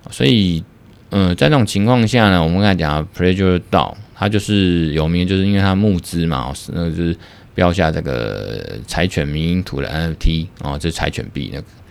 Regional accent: Taiwan; 我们台湾这边

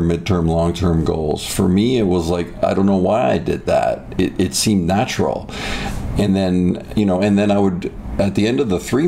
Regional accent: Toronto, Ontario, Canada; now in United States; my childhood was great. It was in the Greater Toronto area.

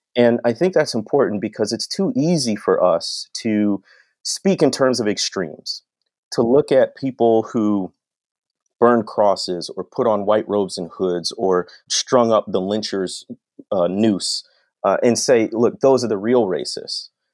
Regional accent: North Shore of Illinois, United States; moved away as an adult; also born or lived in Arkansas / Mississippi; growing up on the North Shore of Illinois

